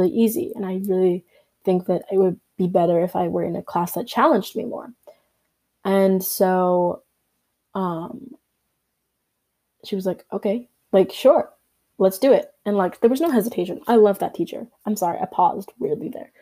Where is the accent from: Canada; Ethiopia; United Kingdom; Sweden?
Canada; I was born in Canada.